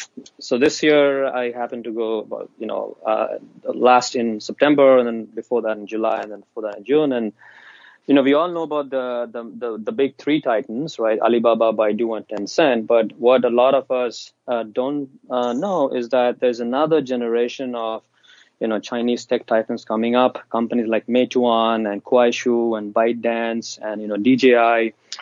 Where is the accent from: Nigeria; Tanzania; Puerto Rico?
Tanzania; also born or lived in India / Zambia; when I was 5, my family, my parents, we moved from India to East Africa. So I grew up in Tanzania speaking Swahili and then later on in Zambia.